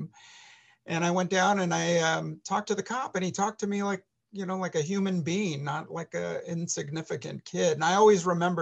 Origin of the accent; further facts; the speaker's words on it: San Francisco, California, United States; growing up in San Francisco, relatively poor